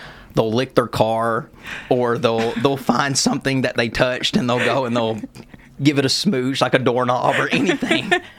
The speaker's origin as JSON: {"language": "English", "town": "Lexington", "region": "Kentucky", "country": "United States", "tie": "born or raised there", "accent": "southern", "said": "my dream venue would be to perform in my hometown, Lexington, Rupp Arena."}